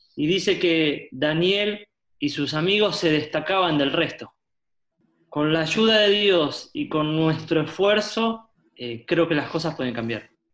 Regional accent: Buenos Aires, Argentina; nací en la ciudad de Buenos Aires, Argentina, soy porteño

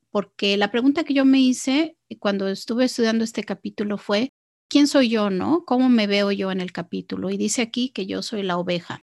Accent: Mexico; yo eh, crecí en México

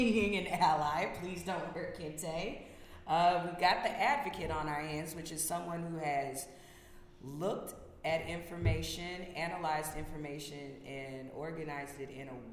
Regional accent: the South, United States; I'm coming from the South.

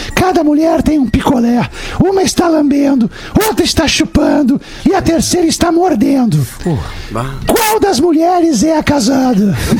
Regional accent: Porto Alegre, Rio Grande do Sul, Brazil; eu lembro da, da minha infância, ali na Calduro, ali também, com, com o Charles, com o Flávio, os caras do TNT, ali, aquela galera com quem eu cresci

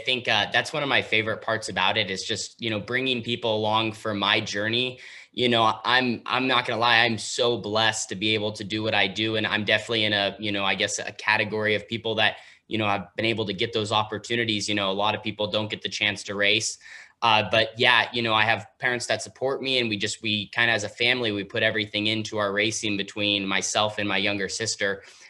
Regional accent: West Coast, United States; because we're from the West Coast, so they have Sonoma, the road course, about 6 hours south.

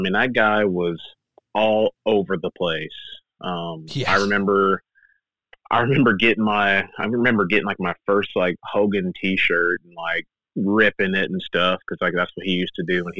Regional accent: Tomball, Texas, United States; I'm from Houston, Texas, like a small town, Tomball.

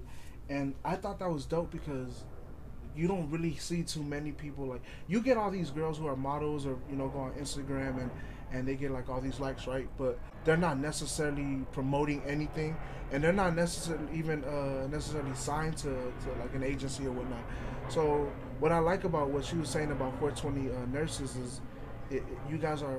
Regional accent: Lynwood, California, United States; I'm from Linwood, but I'm from L.A.

